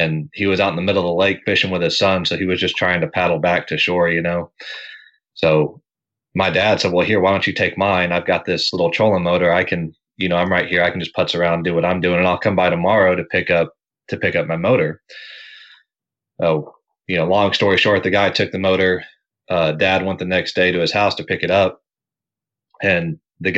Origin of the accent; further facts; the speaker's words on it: just outside of Fort Worth, Texas, United States; I was born just outside of Fort Worth. So I've been in Texas almost my entire life